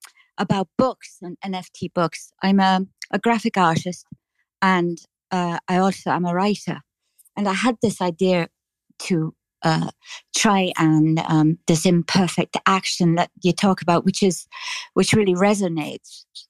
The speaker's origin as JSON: {"language": "English", "area": "just south of Dublin", "region": "Leinster", "country": "Ireland", "accent": "Irish", "said": "I'm from the south. What's south the name of the city? I'm just south of Dublin."}